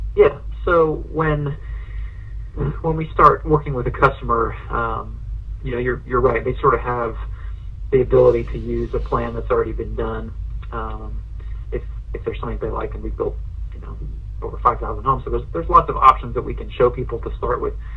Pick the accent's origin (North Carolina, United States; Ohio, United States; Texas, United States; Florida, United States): Ohio, United States; now in Asheville, United States; I grew up in Ohio.